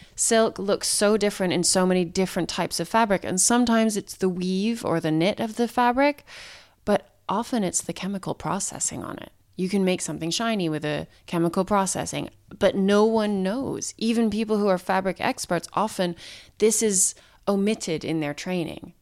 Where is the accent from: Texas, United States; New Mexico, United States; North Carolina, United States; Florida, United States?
New Mexico, United States; Santa Fe; I grew up in Santa Fe, New Mexico